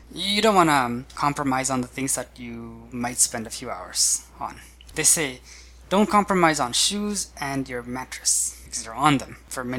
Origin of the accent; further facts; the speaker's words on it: Brazil; I think growing up in Brazil, Brazil already has a lot of mixtures.